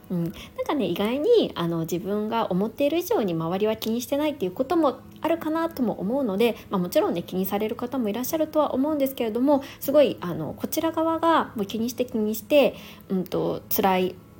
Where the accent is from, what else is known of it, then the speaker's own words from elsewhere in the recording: Niigata, Japan; moved away; 私の実家の新潟が寒かったんですよ